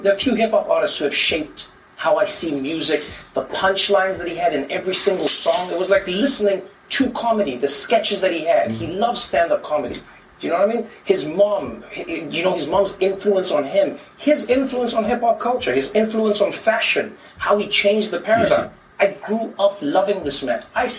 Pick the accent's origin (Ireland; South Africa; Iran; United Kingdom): South Africa; I grew up in South Africa